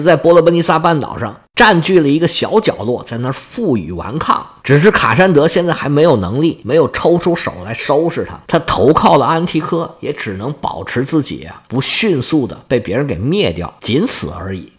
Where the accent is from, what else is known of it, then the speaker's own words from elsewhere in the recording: China; 我们中国人